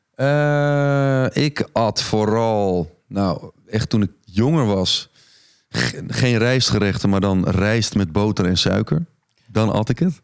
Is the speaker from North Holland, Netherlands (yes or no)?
yes; Egmond-Binnen, North Holland, Netherlands; also born or lived in Alkmaar; Egmond Binnen ben ik opgegroeid